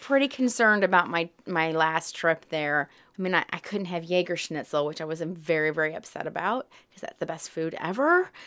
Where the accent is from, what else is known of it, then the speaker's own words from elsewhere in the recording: Southern, United States; accent: Southern twang; when I speak German, I speak with a little bit of a Southern twang